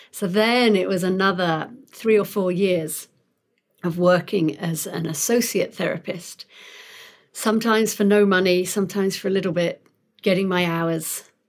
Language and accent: English; London, United Kingdom; moved away as an adult; also born or lived in Sheffield; now in Pasadena, United States; I'm not from round here. I'm originally from London